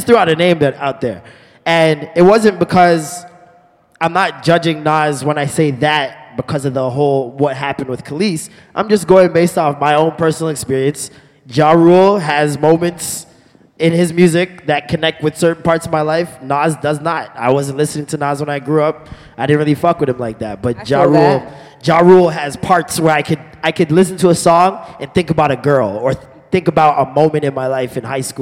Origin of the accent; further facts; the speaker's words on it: Toronto, Ontario, Canada; I'm from Toronto